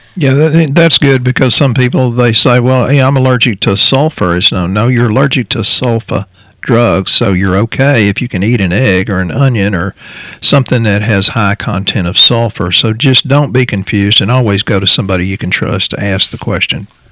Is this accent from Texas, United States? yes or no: yes; Texas, United States; we're from Texas, so that's a saying down here